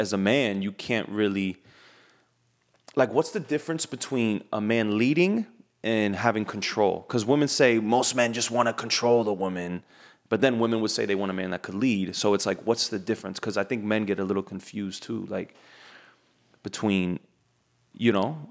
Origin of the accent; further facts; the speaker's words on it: United States; I'm American